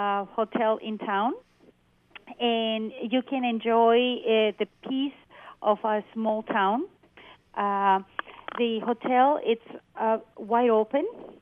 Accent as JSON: {"language": "English", "town": "Loreto", "region": "Baja California Sur", "country": "Mexico", "tie": "born or raised there", "said": "so you can learn more about Loreto, my hometown"}